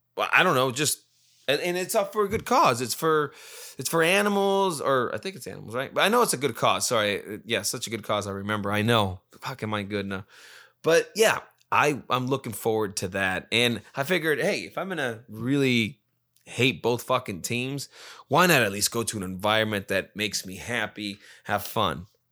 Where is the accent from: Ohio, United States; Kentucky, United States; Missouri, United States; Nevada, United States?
Nevada, United States; Las Vegas; I'm from Vegas